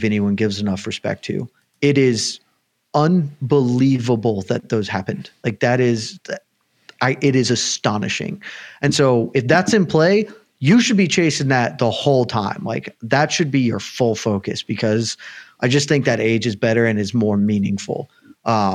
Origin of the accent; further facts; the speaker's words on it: the South, United States; I'm from the South